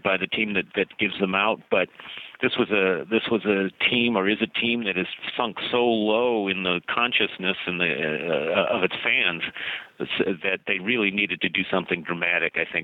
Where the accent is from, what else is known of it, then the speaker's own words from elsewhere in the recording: Southern California, United States; moved away as an adult; now in Seattle, United States; I grew up in Southern California as a fanatical Dodger fan